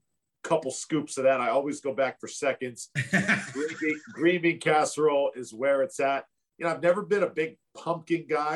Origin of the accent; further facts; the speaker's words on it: Tampa, Florida, United States; I love Tampa Bay. I love my hometown. If I did not live in Tampa Bay, I'm going to Las Vegas, no doubt.